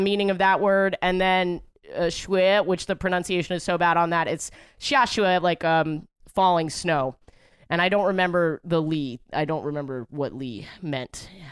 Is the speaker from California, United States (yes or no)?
no; New York, United States; I'm born and raised in New York